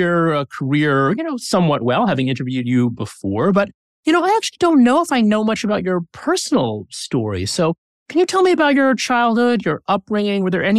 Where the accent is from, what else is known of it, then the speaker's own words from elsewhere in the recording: Saddle River, New Jersey, United States; I grew up in Saddle River, just a couple towns over.